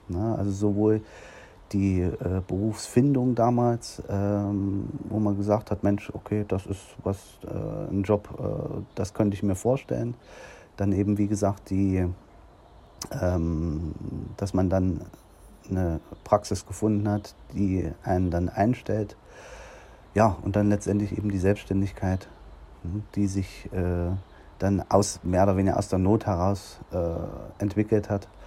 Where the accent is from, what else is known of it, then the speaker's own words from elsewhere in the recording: Nordhausen, Thuringia, Germany; Ja, und dann habe ich dann hier in meiner Heimatstadt in Nordhausen die Möglichkeit bekommen